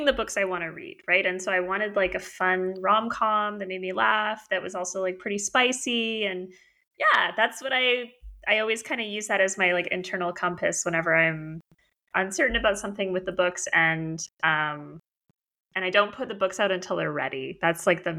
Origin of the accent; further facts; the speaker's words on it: Vancouver, British Columbia, Canada; I was born in Vancouver. I grew up here